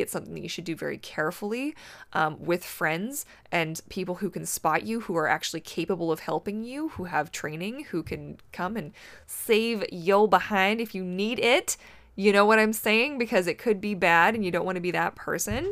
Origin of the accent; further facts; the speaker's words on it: Canada; I am Canadian